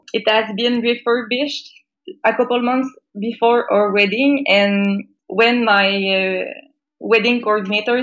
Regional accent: Quebec, Canada; I am from Quebec

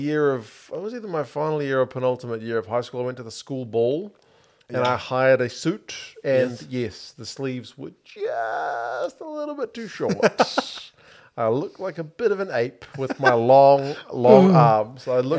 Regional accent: New Zealand; moved away as an adult; also born or lived in China

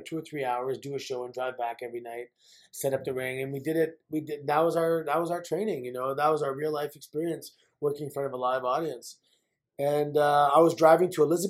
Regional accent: Mississauga, Ontario, Canada; I grew up in Mississauga

